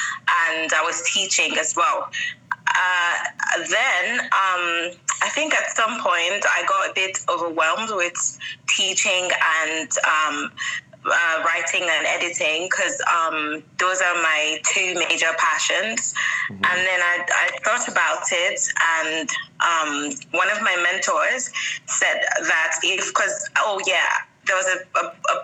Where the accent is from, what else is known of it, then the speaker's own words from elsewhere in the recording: Nigeria; moved away as an adult; also born or lived in Lagos / Yangon, Myanmar; now in Bahrain; I'm from Nigeria